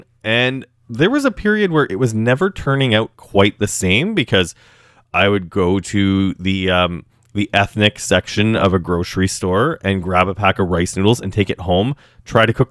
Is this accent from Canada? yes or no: yes; Canada; being raised in Canada